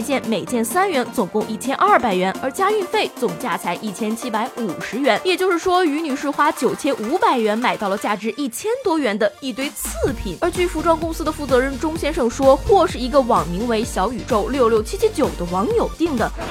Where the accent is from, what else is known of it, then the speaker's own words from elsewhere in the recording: China; 我们中国人会输吗？